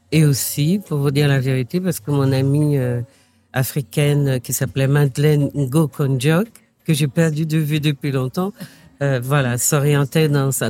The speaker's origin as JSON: {"language": "French", "country": "Martinique", "also_born_or_lived": "Paris", "moved": "as an adult", "said": "je viens effectivement de la Martinique"}